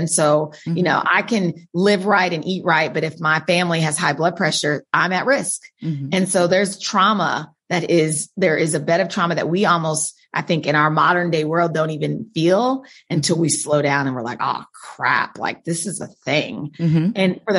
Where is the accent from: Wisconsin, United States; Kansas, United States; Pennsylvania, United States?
Kansas, United States; Wichita; Wichita, Kansas.